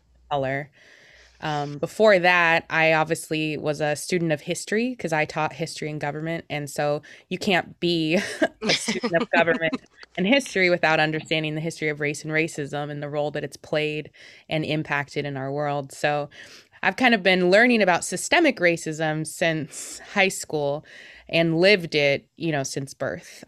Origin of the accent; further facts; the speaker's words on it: Beaverton, Oregon, United States; also born or lived in Portland, Oregon; I've been born and raised in the Portland metro area. Um, most of the time I was in Beaverton